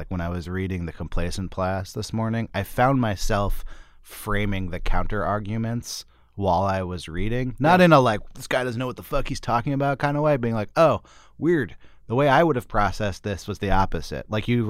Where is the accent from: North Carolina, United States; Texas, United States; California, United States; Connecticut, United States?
California, United States; Berkeley; Whereas for me, I'm from Berkeley, California.